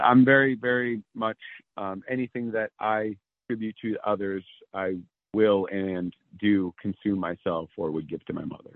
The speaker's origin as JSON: {"language": "English", "region": "East Coast", "country": "United States", "also_born_or_lived": "San Diego, California", "moved": "yes", "lives_now": "Maine, United States", "said": "I've relocated to Maine because I'm actually from the East Coast originally"}